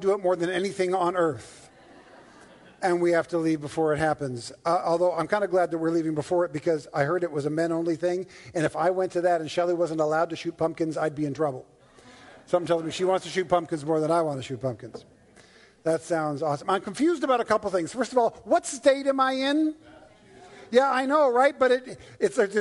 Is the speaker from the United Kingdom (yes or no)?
no; Toronto, Ontario, Canada; also born or lived in Newfoundland; now in California, United States; I was born in Newfoundland and raised in Toronto